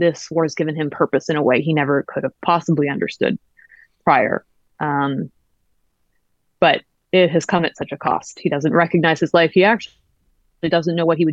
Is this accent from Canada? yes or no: yes; Canada; I was born in Canada